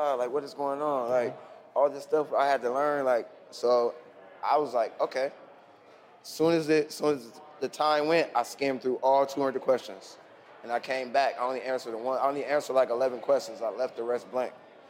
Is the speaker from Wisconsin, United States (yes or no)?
no; Ohio, United States; I'm like, no, okay, I'm from Ohio.